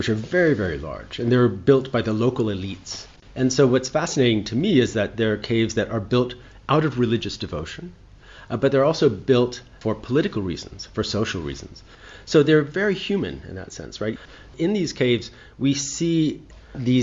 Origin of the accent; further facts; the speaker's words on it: United States; moved away as an adult; now in Dunhuang, China; I'm an American.